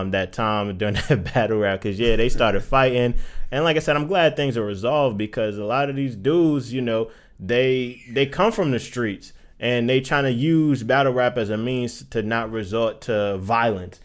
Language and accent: English; New York, United States; I'm from that culture. I'm from New York